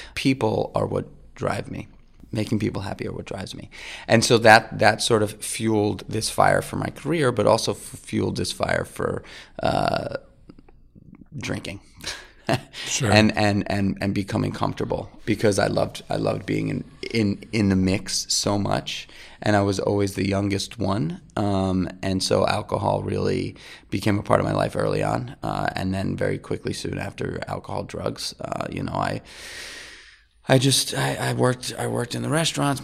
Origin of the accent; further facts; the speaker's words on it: New York City, New York, United States; I grew up in New York City, uh, in Manhattan